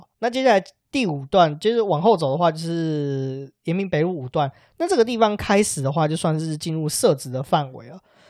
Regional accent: northern Taiwan, Taiwan; 因为我们是北部人，大概是这样，

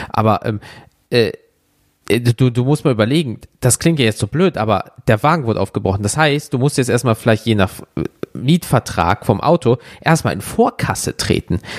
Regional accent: Germany; Sagst du, Alter, ich komme aus Deutschland, wir haben keinen Vertrag.

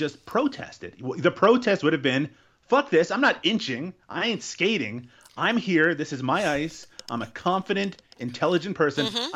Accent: Canada; I'm Canadian

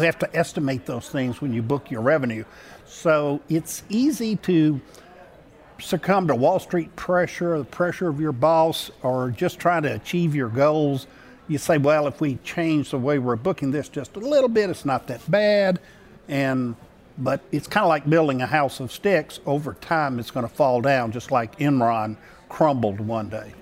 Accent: Shreveport, Louisiana, United States; I grew up in Shreveport, Louisiana

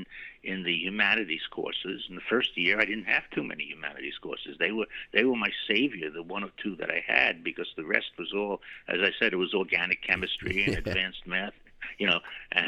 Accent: New York City, New York, United States; also born or lived in Brooklyn / Queens / Great Neck; I was born in Manhattan and returned to Manhattan

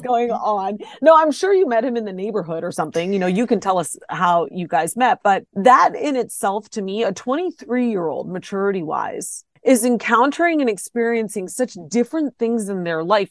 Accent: Ohio, United States; born or raised there

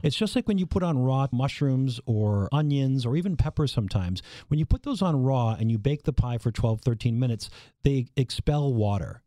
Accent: Minnesota, United States; moved away; also born or lived in Wisconsin / Michigan / Illinois / Iowa; I'm from Minnesota

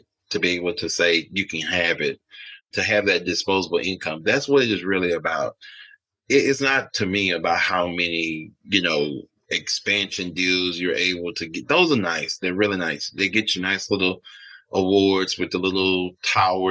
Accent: Alexandria, Louisiana, United States; moved away; I grew up in Alexandria, Louisiana.

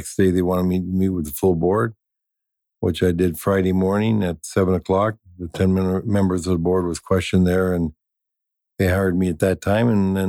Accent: Sault Ste. Marie, Ontario, Canada; moved away as an adult; I came down to Minnesota from Sault Ste. Marie, Ontario in 1959 to play for the University of Minnesota Gophers.

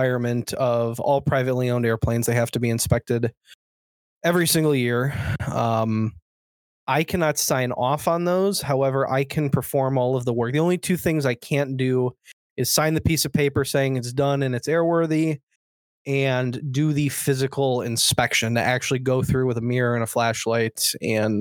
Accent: Chicago, Illinois, United States; I'm from Chicago area

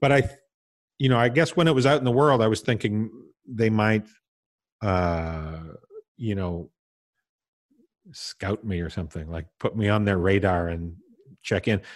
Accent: Tisdale, Saskatchewan, Canada; moved away; also born or lived in Vancouver; I was born and raised in Tisdale, Saskatchewan

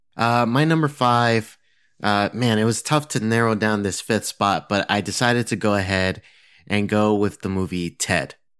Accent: Massachusetts, United States; moved away; I'm originally from Massachusetts

